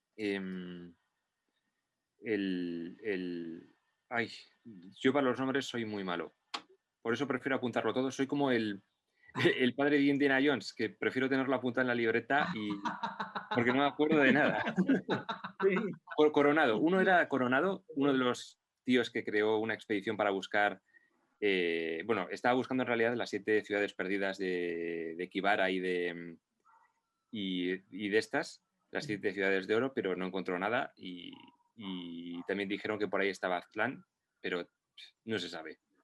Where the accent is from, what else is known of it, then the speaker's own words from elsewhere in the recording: Basque Country, Spain; yo me considero vasco y me considero español porque he nacido en, en País Vasco